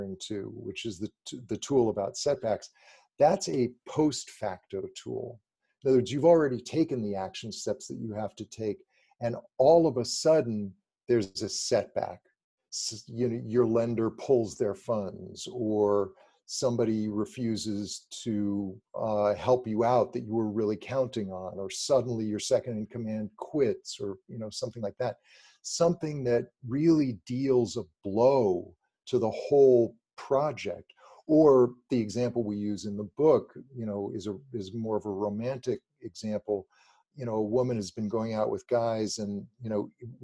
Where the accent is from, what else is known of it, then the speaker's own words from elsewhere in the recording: Los Angeles, California, United States; I grew up in Los Angeles near the beach